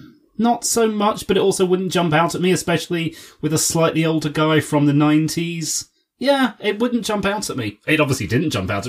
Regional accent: United Kingdom; speaking as a Brit

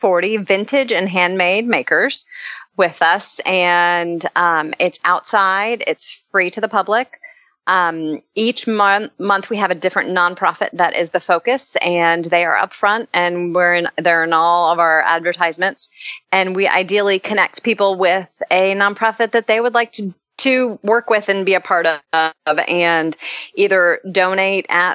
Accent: Orlando, Florida, United States; now in Nashville, United States; I grew up in Orlando, and I have two boys

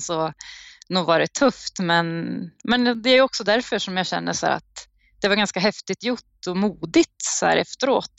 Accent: Uppsala, Uppsala County, Sweden; moved away

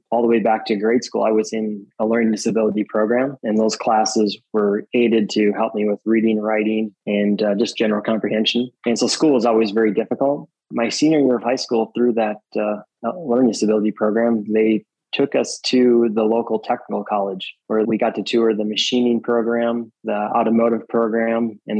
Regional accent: Wisconsin, United States; I grew up in Wisconsin.

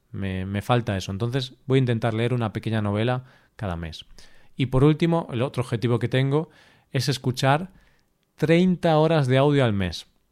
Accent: Spain; accent: Spanish; hablando en inglés, con mi acento español

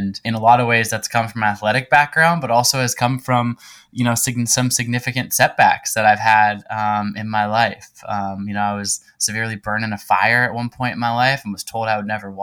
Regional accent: Pacific Northwest, United States; I'm originally from the Pacific Northwest part of the United States

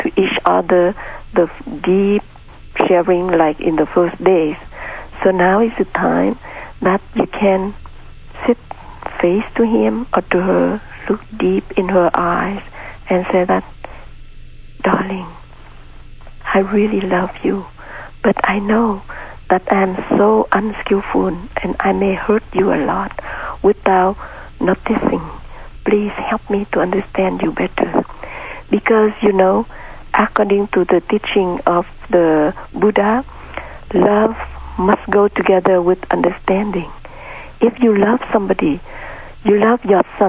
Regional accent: Vietnam; moved away; I was born in Vietnam in a middle-class family.

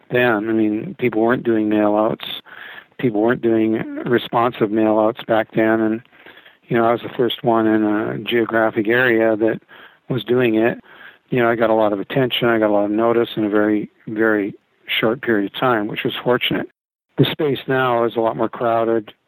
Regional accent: Canada; moved away as an adult; also born or lived in Vancouver, Canada; now in Arizona, United States; I'm Canadian by birth, American by choice.

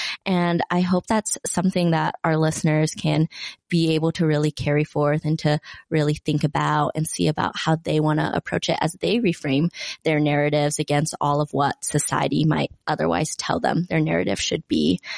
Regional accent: Salt Lake City, Utah, United States; I was born and raised in Salt Lake City, Utah, but my second home that I identify with is with Vietnam, where my family immigrated from just several months before I was born.

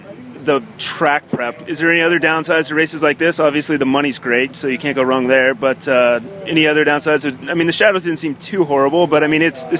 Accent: Spokane, Washington, United States; I'm from Spokane.

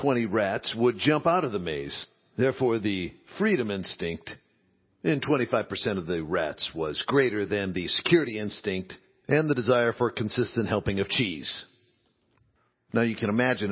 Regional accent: Midwest, United States; as a boy growing up in the Midwest, being a red-blooded Midwestern boy in 9th, 10th grade

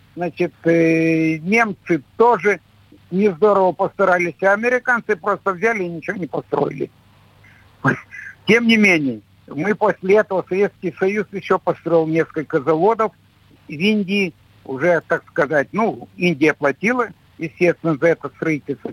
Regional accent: Nizhny Tagil, Sverdlovsk Oblast, Russia; я все детство, юность у меня прошла в металлургическом городе

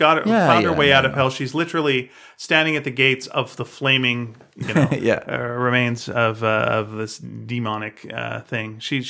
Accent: Canada; I don't know if we've mentioned that we're Canadian, but we are. We're both Canadian.

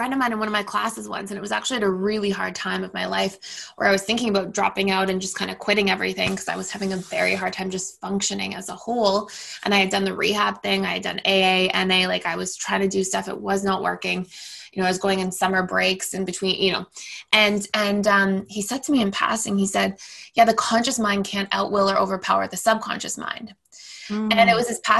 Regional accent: Toronto, Ontario, Canada; also born or lived in United States; I'm born and raised in Toronto, Canada.

